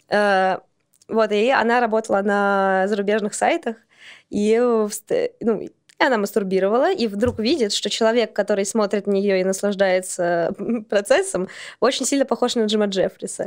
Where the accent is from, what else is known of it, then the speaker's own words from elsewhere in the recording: Saint Petersburg, Russia; я из Санкт-Петербурга